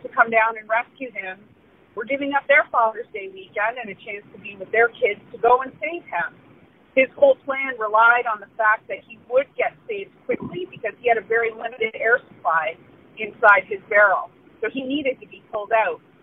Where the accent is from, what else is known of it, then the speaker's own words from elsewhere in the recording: Niagara Falls, Ontario, Canada; Growing up in Niagara Falls, I obviously worked in tourism